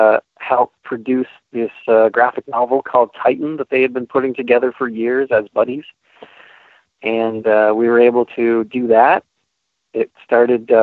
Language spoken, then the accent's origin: English; St. Catharines, Ontario, Canada; also born or lived in Niagara Falls, Ontario; We grew up together in Niagara Falls and St. Catharines